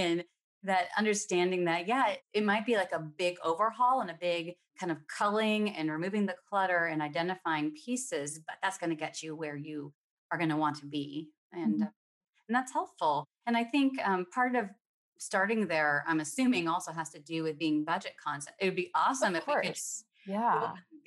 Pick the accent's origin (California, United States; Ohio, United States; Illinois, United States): California, United States; now in Seattle, United States; I grew up in California